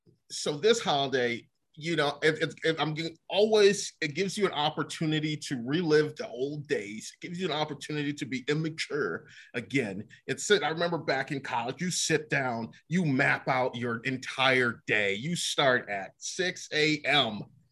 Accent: Buffalo, New York, United States; moved away; I come from Buffalo, New York.

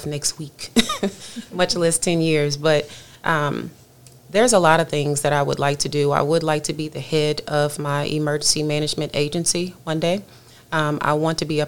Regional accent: Louisiana, United States; moved away as an adult; now in Texas, United States; I'm from Louisiana, and so I understand all of the things Louisiana. I moved to Texas about 7 years ago

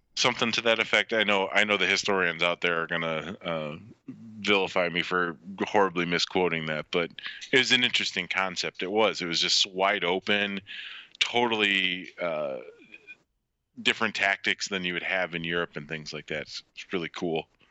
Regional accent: United States; as an American

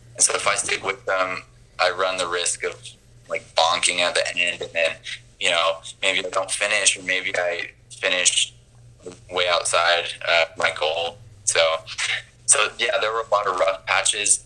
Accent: American Fork, Utah, United States; I'm originally from Utah. So I grew up in American Fork

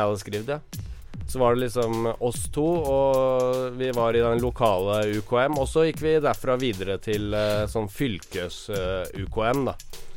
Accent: Våler, Østfold, Norway; also born or lived in Moss; now in Oslo, Norway; der jeg kommer fra, som er, he, ikke er Moss, men uh, Våler

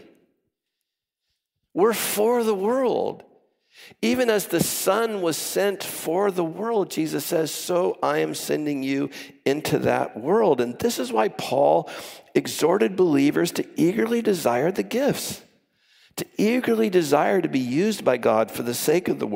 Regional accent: Orange County, Southern California, United States; I come from Orange County, grew up in Southern California

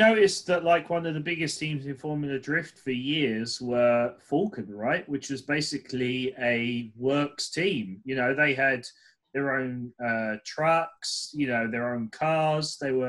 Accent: London, United Kingdom; moved away; also born or lived in Ireland; I was born in London and I grew up.

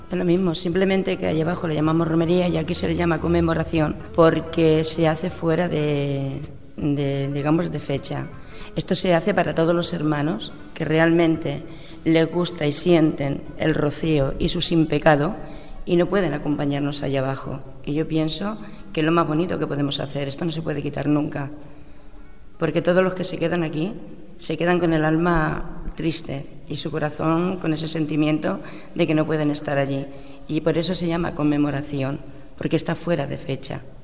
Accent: Castilla-La Mancha, Spain; now in Cornellà, Spain; yo soy manchega

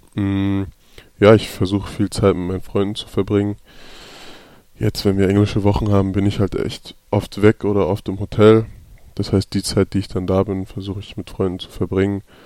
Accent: Hamburg, Germany; moved away as an adult; ich bin auf jeden Fall ein Hamburger Jung. Äh, ich bin da geboren, bin da aufgewachsen

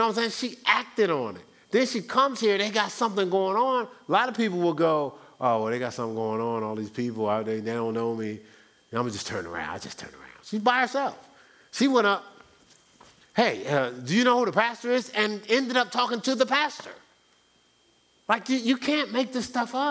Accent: Newark, New Jersey, United States; I'm from Newark

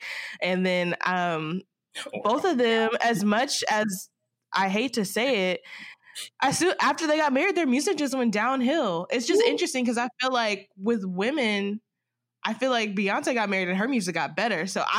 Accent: the South, United States; I'm from the South, so I'm just like, I just want to root for her so bad

